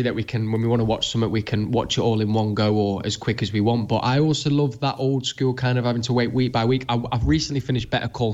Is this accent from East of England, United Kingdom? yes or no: no; Manchester, North West England, United Kingdom; as a Mancunian